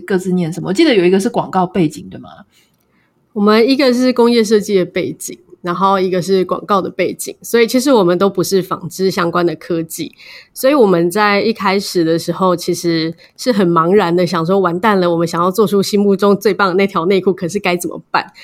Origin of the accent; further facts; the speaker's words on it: Taiwan; 身为台湾人，在台湾这个地方